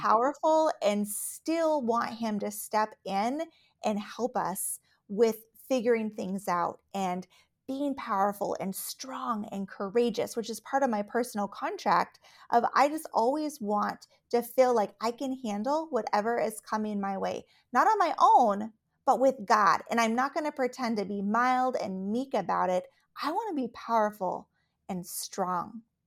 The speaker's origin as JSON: {"language": "English", "region": "Alaska", "country": "United States", "tie": "born or raised there", "also_born_or_lived": "Texas / Colorado / Minnesota", "moved": "yes", "lives_now": "Minneapolis, United States", "said": "I, uh, was born and raised in Alaska"}